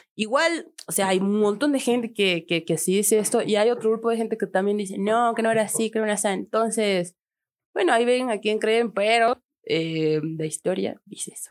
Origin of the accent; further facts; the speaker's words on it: Tarija, Bolivia; del barrio, el molino, de la tierra, chura tierra, chapaca